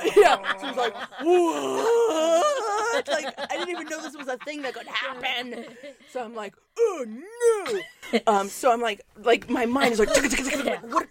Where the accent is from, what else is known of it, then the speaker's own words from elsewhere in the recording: New York City, New York, United States; I'm a New Yorker.